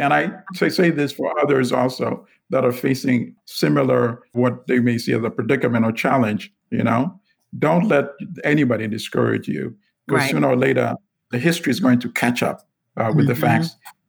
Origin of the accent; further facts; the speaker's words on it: Gulu, Northern Region, Uganda; now in United States; And then we go to Uganda and we go to Kampala, the city. We stay there for a little while. And then we go to my hometown, which is called Gulu. So about 300 miles away from Kampala.